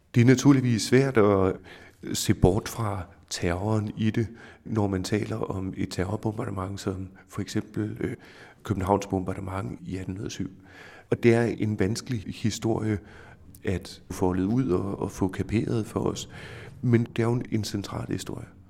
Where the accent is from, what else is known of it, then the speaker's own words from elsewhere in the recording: Denmark; vi som danskere